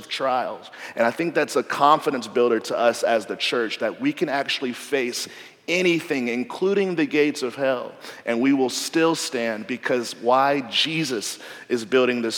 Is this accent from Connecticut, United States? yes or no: no; Nashville, Tennessee, United States; moved away as an adult; I grew up in Nashville, went to college in Nashville